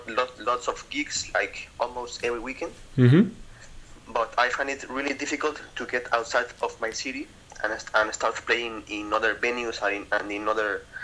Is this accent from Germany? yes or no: no; Mexico; I'm from Mexico.